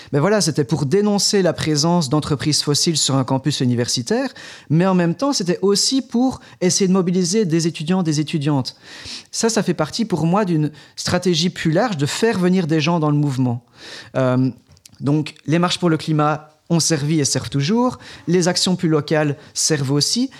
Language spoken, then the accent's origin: French; Belgium; on est belge, on est belge francophone